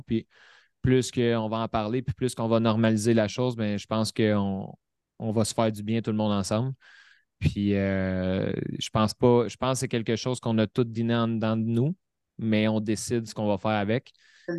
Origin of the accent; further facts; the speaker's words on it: Repentigny, Quebec, Canada; Repentigny, euh, dans mon patelin, à 10 minutes de chez nous